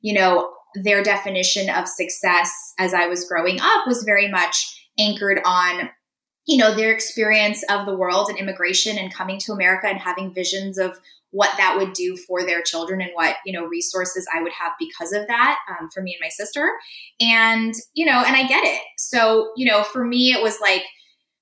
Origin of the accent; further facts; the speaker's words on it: San Diego, California, United States; first language Russian; English is a second language; I was the first person in my immediate family to be born in the States. I was born in San Diego.